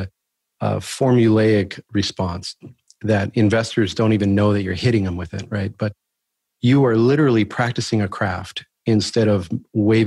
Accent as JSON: {"language": "English", "region": "Southern California", "country": "United States", "tie": "born or raised there", "said": "I'm born and raised in Southern California"}